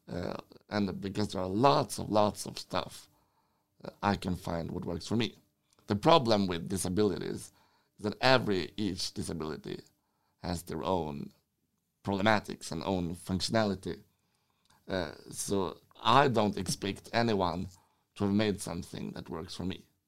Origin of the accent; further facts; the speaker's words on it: Sweden; I'm from Sweden.